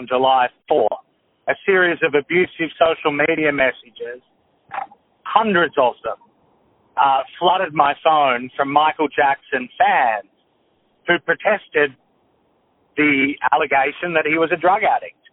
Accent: Australia; I grew up in Australia

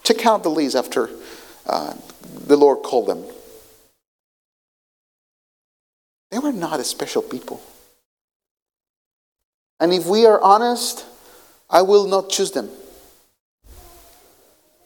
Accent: Colombia; English is a second language; moved away; I come from Colombia, so we know what a guerrilla fighter is

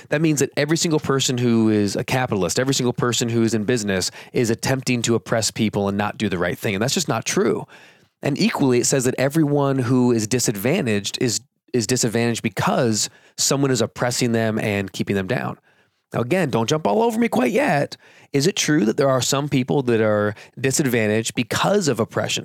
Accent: California, United States; I grew up in California

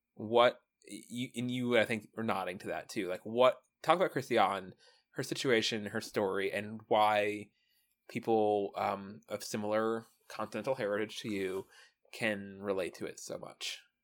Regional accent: United States; as an American

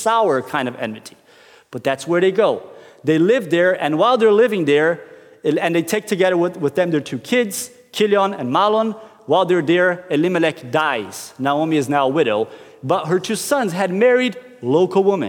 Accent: Brazil; moved away as an adult; now in Norway; I'm from Brazil, and I have been living in Norway for over a decade.

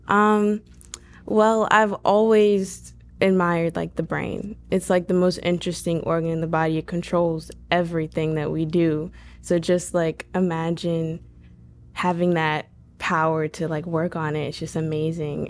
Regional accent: Pulaski, Florida, United States; I was born and raised in Pulaski, Florida, in Putnam County, since I was, you know, little

